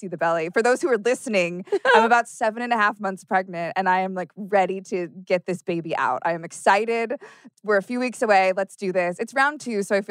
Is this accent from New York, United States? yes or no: no; Orange County, California, United States; also born or lived in Long Beach, California / Seal Beach, California; I am from Orange County.